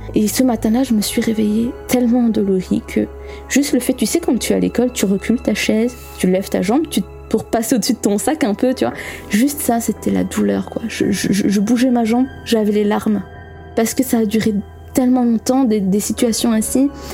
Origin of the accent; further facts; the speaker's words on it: Belgium; accent: Belgian; Je suis belge et je pense que vous l'entendrez à mon accent.